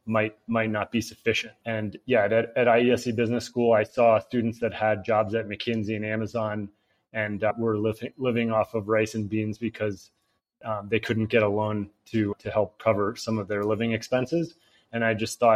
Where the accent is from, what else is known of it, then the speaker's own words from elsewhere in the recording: United States; moved away; also born or lived in Barcelona, Spain; I'm an American entrepreneur.